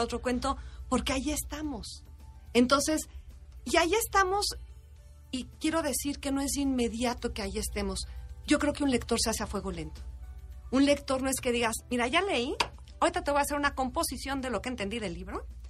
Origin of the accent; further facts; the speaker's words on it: Mexico; los mexicanos